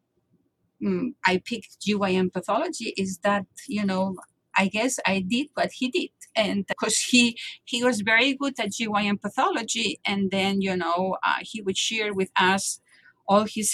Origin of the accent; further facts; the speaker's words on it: Barcelona, Catalonia, Spain; moved away as an adult; now in Boston, United States; I am from Barcelona, as I told you, and I never thought I was going to leave my home. Still now, my home is Barcelona, even though I live in Boston now for 27 years